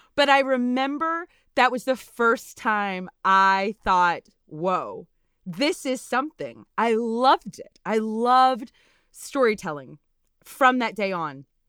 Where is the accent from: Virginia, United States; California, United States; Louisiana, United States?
Louisiana, United States; Natchitoches; born or raised there; now in Texas, United States